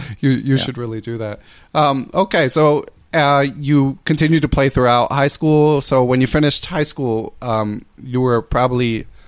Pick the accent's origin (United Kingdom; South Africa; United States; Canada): United States; Philadelphia, Pennsylvania; I grew up in Philadelphia, so right in the hub of the Goitsburg, like, you know, Eastern Seaboard power alley.